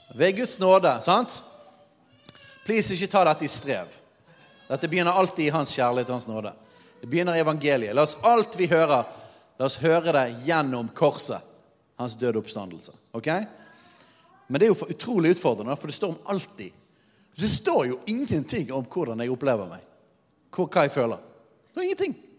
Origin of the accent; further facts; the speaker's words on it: Norway; vi som nordmenn